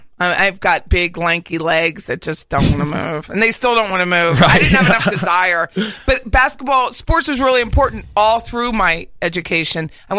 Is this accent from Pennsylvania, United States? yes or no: yes; Harrisburg, Pennsylvania, United States; moved away as an adult; also born or lived in Philadelphia / Daytona; now in Tallahassee, United States; I'm from Harrisburg, Pennsylvania.